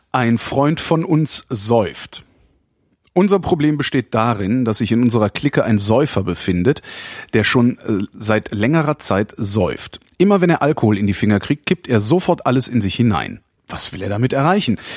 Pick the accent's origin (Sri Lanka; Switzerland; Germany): Germany; West Germany; Ich kann als Westdeutscher